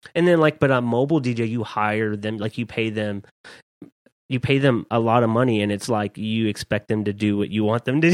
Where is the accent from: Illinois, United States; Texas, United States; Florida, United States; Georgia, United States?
Texas, United States; Dallas; also born or lived in Southwest Louisiana; I moved to Dallas when I was eleven